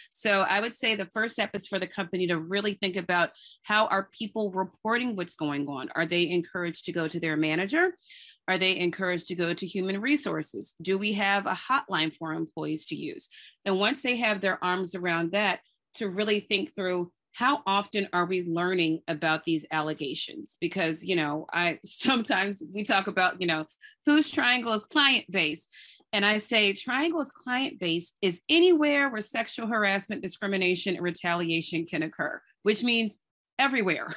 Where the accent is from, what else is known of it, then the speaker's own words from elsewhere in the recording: New Orleans, Louisiana, United States; also born or lived in Durham, North Carolina / Nashville, Tennessee; now in Brooklyn, United States; I grew up in New Orleans and I live in Brooklyn with my husband and two little kids